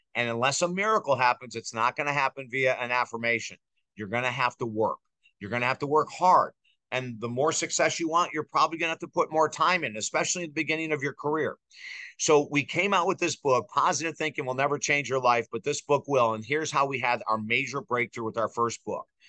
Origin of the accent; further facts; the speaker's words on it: Syracuse, New York, United States; I grew up in Syracuse